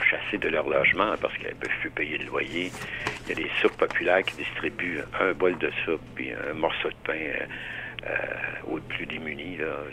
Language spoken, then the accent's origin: French; Quebec, Canada; moved away; Nous, quand on a déménagé, par exemple, de la Gaspésie euh, euh, pour s'en venir dans, la région de Montréal